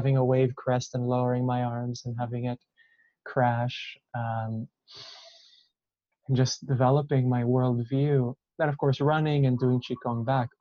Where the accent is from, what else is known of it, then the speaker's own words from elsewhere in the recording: Israel; I grew up in Israel, and I was surrounded by a pretty great amount of violence as a child.